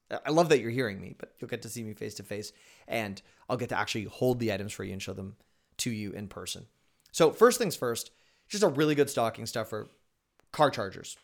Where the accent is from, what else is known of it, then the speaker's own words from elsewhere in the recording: Canada; I'm Canadian